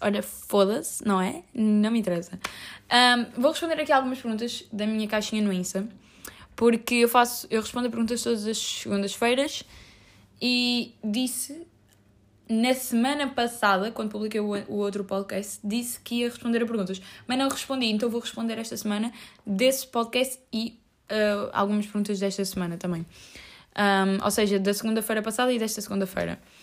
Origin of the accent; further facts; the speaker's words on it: Lisbon, Portugal; eu cresci naquela rua, eu sinto-me tão em casa como na rua legit onde eu cresci